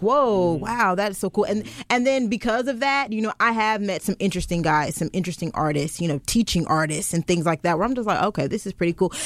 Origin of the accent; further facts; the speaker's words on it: Goldsboro, North Carolina, United States; moved away as an adult; also born or lived in Charlotte, North Carolina; now in Richmond, United States; I'm from Charlotte. Well, I'm actually from Goldsboro, North Carolina, by way of Charlotte